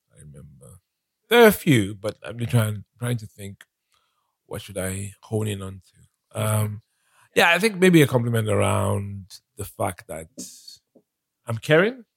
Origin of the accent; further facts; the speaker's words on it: Nigeria; moved away as an adult; also born or lived in London, United Kingdom; now in United Kingdom; I was born in London. Mm-hmm. Um, my parents were studying in the UK and when I was about eight years old, mm-hmm. my parents decided to go back to Nigeria